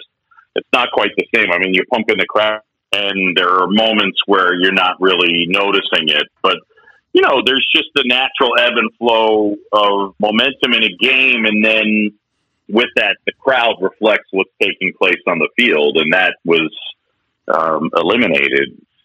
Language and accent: English; Philadelphia, Pennsylvania, United States; born there; And I was born in Philadelphia. My parents met at Drexel.